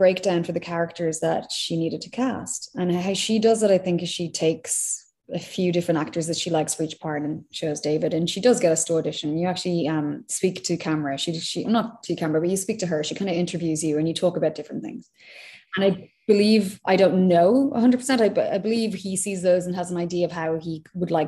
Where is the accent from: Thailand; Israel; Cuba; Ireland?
Ireland; moved away as an adult; also born or lived in London; now in United States; I'm Irish.